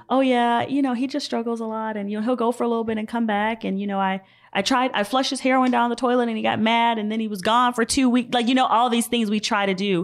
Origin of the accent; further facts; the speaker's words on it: Georgia, United States; moved away; I'm from Georgia